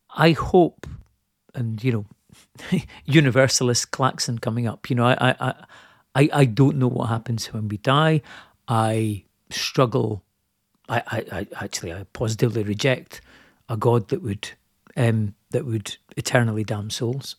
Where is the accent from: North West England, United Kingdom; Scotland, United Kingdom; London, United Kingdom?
Scotland, United Kingdom; I'm Scottish